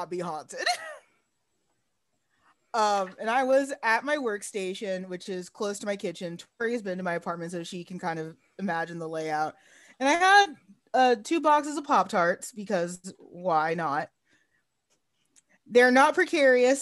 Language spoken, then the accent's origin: English; Arlington, Texas, United States; now in San Antonio, United States; I'm from Arlington, Texas originally.